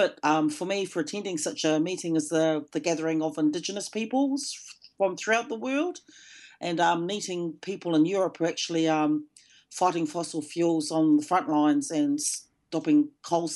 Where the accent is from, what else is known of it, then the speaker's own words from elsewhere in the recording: Ngāti Whātua, Auckland, New Zealand; also born or lived in Melbourne, Australia; I'm from the Ngāti Whātua tribe and I'm talking from Tamaki Makaurau in Auckland